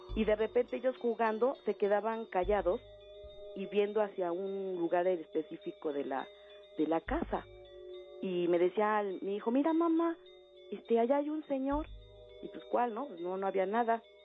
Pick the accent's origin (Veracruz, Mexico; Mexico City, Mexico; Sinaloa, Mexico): Mexico City, Mexico; moved away as an adult; now in State of Mexico, Mexico; Yo vivo ahorita aquí en el Estado de México. Pero en mi juventud, mi adolescencia, este, viví en Xochimilco